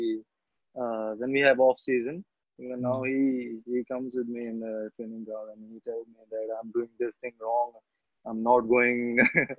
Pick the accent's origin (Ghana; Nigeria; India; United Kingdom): India; Malpur, Punjab; I'm from Malpur, so in Malpur there's no cricket, there's no hockey